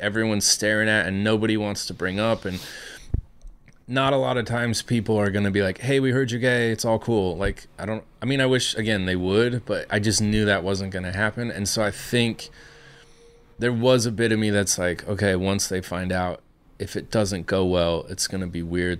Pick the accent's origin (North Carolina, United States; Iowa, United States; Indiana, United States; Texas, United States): Iowa, United States; I come from Iowa.